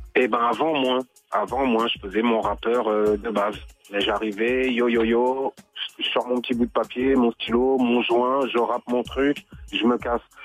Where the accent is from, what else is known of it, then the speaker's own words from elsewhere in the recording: Rosny-sous-Bois, Île-de-France, France; C'est les grands du quartier où j'ai grandi donc à Rony-sous-Bois, près de Montreuil.